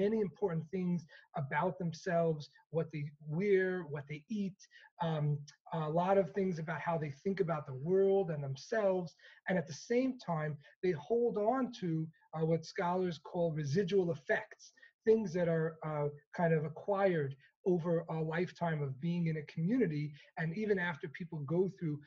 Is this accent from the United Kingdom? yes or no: no; New York City, New York, United States; growing up in Crown Heights in Brooklyn in the 1990s